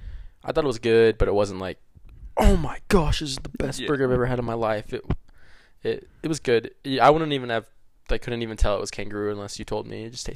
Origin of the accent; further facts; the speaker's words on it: Salt Lake City, Utah, United States; I'm just from Salt Lake.